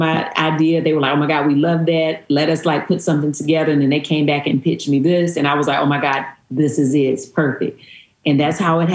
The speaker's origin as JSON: {"language": "English", "town": "Stoneville", "region": "North Carolina", "country": "United States", "tie": "born or raised there", "moved": "yes", "said": "I actually grew up in a little town outside of Eden called Stoneville"}